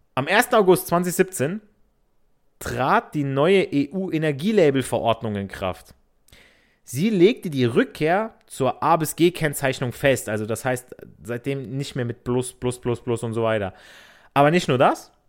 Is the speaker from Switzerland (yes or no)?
no; Italy; ich so als Italiener